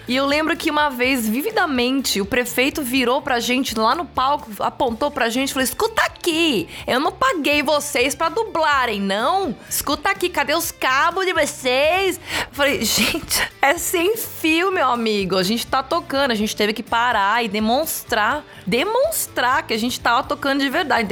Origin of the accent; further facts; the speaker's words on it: Brazil; moved away as an adult; now in Los Angeles, United States; eu sou brasileira